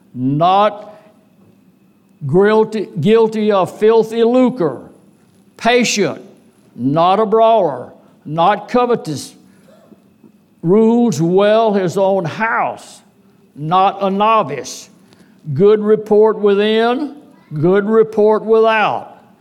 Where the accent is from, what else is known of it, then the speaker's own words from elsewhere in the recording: DeQuincy, Louisiana, United States; also born or lived in Lake Charles, Louisiana; De Quincy, my hometown congregation, been a member of it a long time